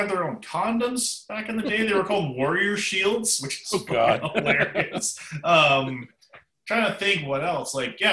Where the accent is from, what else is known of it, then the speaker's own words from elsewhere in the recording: Canada; I'm Canadian